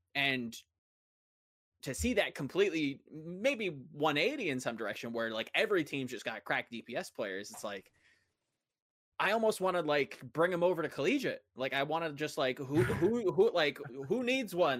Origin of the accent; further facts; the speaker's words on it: United States; I'm speaking as an American